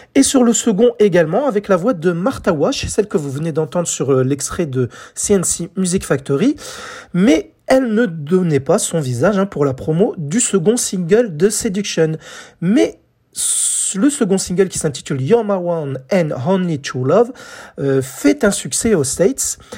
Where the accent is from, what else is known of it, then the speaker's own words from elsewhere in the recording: France; chez nous, en France